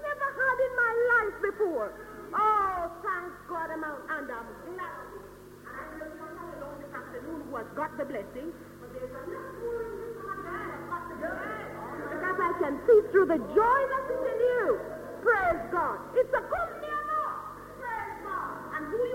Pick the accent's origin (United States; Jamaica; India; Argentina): Jamaica; now in United Kingdom; I came from Jamaica